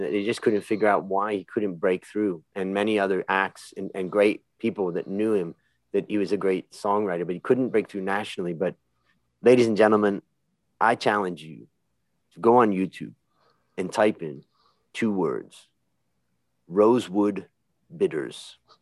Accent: Hudson, Ohio, United States; we both grew up in Ohio and I grew up in Little Hudson, Ohio

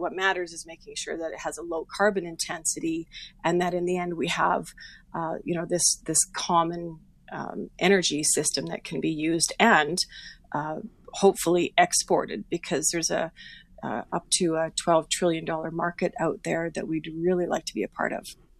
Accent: Saskatchewan, Canada; moved away; also born or lived in Sturgeon County, Alberta; I'm from Saskatchewan originally, so I've got family back there

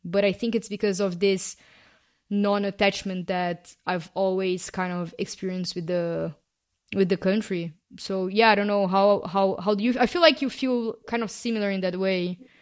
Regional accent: Brazil; first language Portuguese; English is a second language; moved away as an adult; also born or lived in Canada / London / Paris / Australia; I have lived outside of my home country, which is Brazil

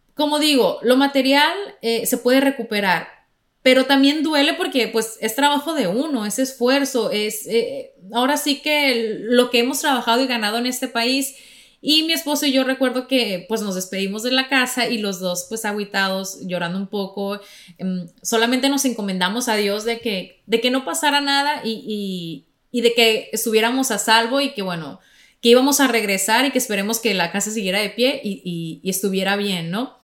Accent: Sonora, Mexico; now in Florida, United States; en Sonora, que es donde yo nací, el estado, eh, en, el norte

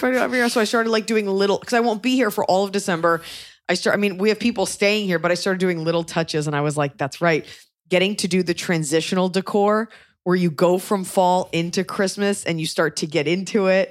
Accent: United States; as an American

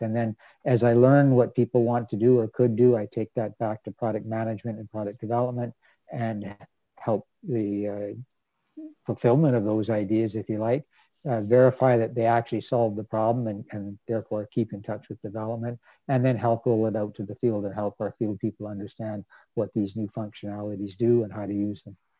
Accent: Vancouver, British Columbia, Canada; I grew up in Vancouver, BC, and actually grew up fairly close to the UBC campus

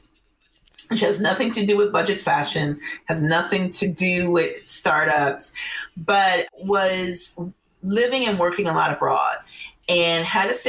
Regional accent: Minneapolis, Minnesota, United States; I grew up there in the 90s, primarily the 80s and 90s

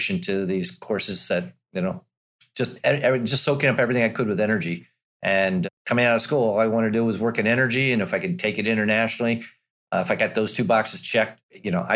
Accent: Virginia, United States; growing up in Virginia, Virginia Tech was a natural, and I went there

